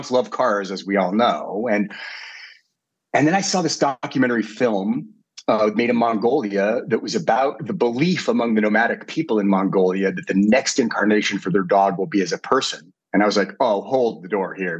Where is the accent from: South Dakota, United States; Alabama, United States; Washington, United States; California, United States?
Washington, United States; Seattle; moved away as an adult; also born or lived in New York; I grew up in Seattle, and then I went to New York to go to school